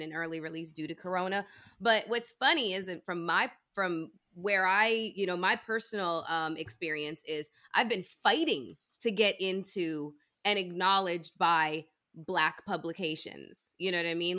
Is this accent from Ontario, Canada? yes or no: yes; Toronto, Ontario, Canada; moved away; I was born and raised in Toronto and went to school there